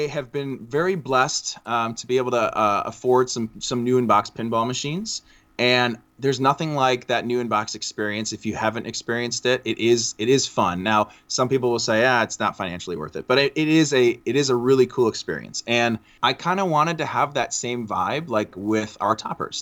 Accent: Chicago, Illinois, United States; I'm from Chicagoland area

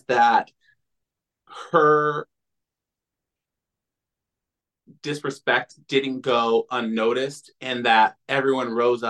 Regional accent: Florida, United States; moved away; I'm from Florida originally

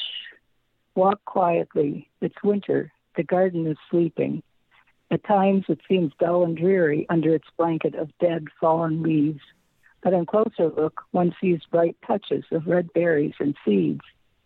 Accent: Northeast, United States; also born or lived in Illinois; now in Southern California, United States; I grew up in the Northeast

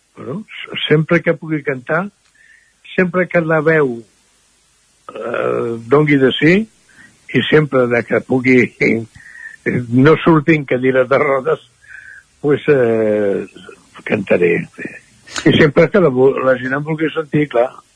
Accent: Barcelona, Catalonia, Spain; moved away as an adult; now in Caldes de Montbui, Spain; jo mm, vaig néixer a Barcelona

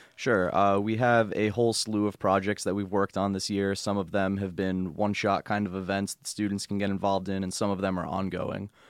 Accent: Long Island, New York, United States; moved away as an adult; now in Binghamton, United States; I come from Long Island

